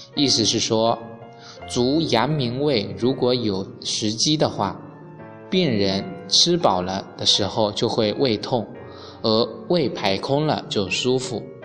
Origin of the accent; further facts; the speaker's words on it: China; 我们中国人